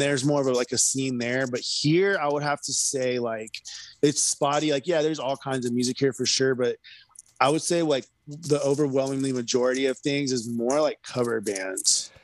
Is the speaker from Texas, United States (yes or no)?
yes; Houston, Texas, United States; also born or lived in California; now in Austin, United States; I grew up in Houston and then I moved to California. And then when I, I moved from California to here in like late 2017.